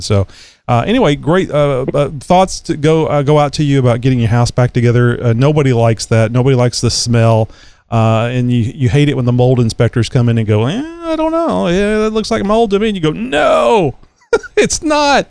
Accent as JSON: {"language": "English", "region": "Southeast Texas", "country": "United States", "said": "it snowed here like four times in my life because I am from Southeast Texas"}